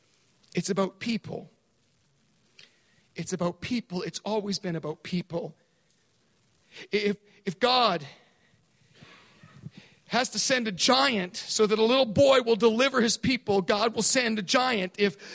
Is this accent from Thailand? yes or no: yes; Thailand; I grew up in Thailand. And I grew up in a British prep school.